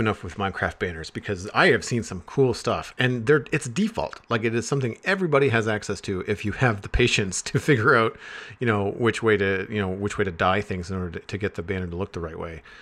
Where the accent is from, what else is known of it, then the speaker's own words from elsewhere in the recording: Canada; me being Canadian